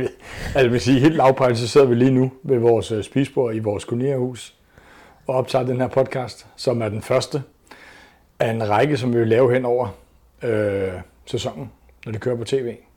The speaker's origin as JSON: {"language": "Danish", "town": "Copenhagen", "region": "Capital Region of Denmark", "country": "Denmark", "tie": "born or raised there", "said": "født og opvokset på Amager i København"}